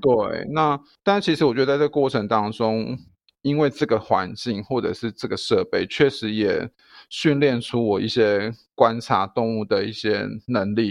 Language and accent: Chinese; Taichung, Taiwan; also born or lived in Taipei / Kaohsiung; 我回台中的时候就是白天有，就是有一份工作，就是在医院，动物医院上班，然后晚上在肉品市场服务